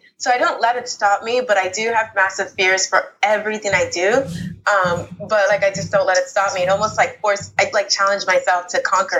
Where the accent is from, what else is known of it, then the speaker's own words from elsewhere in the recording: United States; born there; I was born in America, but my family's originally from Nigeria.